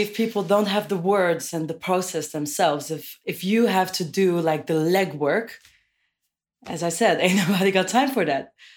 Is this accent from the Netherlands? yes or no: yes; Amersfoort, Utrecht, Netherlands; now in Amsterdam, Netherlands; I moved there from a town called Amersfoort